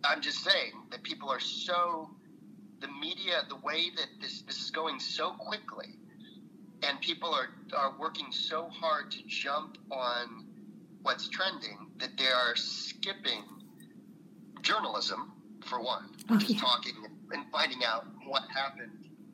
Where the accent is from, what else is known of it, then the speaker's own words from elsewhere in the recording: San Francisco Bay Area, California, United States; now in Southern California, United States; I'm from the San Francisco Bay Area. My folks met at UC Berkeley, and I was like, this is sort of my backyard